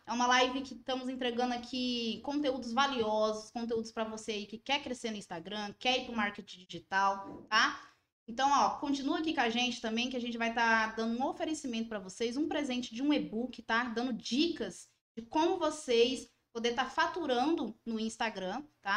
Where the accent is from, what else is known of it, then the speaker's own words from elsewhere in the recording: Ouro Preto, Minas Gerais, Brazil; Nós somos daqui de Ouro Preto